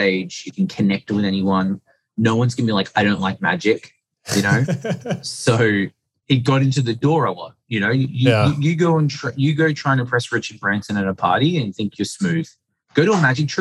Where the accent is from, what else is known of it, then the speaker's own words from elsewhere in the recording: Sydney, New South Wales, Australia; I was born in Sydney, Australia